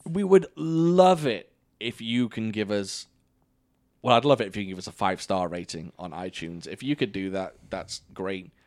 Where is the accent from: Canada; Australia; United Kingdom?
United Kingdom; now in United States; I have to be the only British person